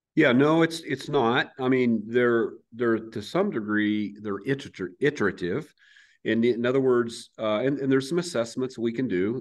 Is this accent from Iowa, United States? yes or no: yes; Crawfordsville, Iowa, United States; moved away as an adult; also born or lived in Adel, Iowa; now in Bella Vista, United States; I grew up in Southeast Iowa, a little town called Crawfordsville, but out in the country. So I'm a farm kid